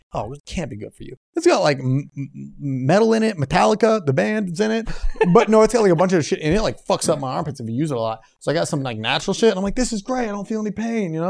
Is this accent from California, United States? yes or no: no; Naperville, Illinois, United States; I'm not, Naperville